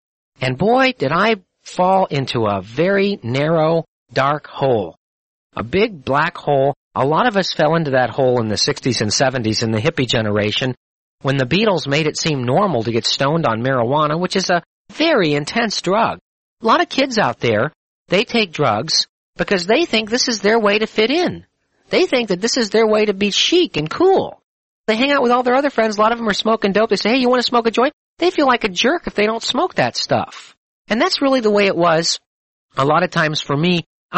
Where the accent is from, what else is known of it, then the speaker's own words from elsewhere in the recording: Missouri, United States; You know, I'm a skeptic. I'm from Missouri. Show me.